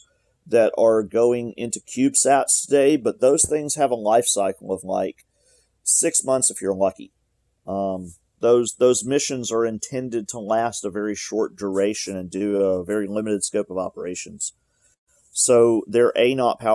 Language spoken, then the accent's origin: English; Alabama, United States; I'm from Alabama, and I grew up here